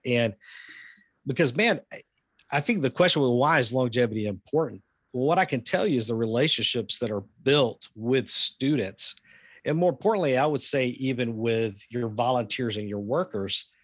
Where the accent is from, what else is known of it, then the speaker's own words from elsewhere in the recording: the South, United States; I grew up in the South.